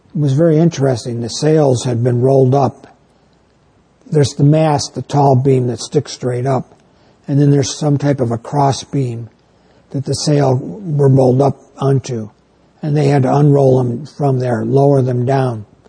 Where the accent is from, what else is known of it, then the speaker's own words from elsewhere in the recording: New York, United States; now in northern Illinois, United States; I come from New York State